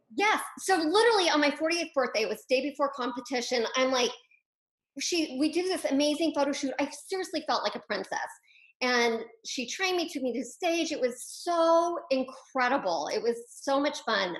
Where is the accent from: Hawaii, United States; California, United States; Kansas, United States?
Kansas, United States; Wichita; I'm actually a Midwestern girl by heart. So I grew up in Wichita, Kansas.